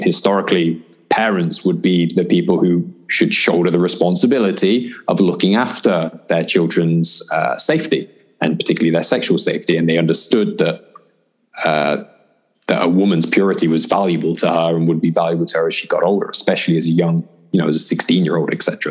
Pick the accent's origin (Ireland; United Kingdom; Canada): United Kingdom; by the time I was 16 and growing up in Britain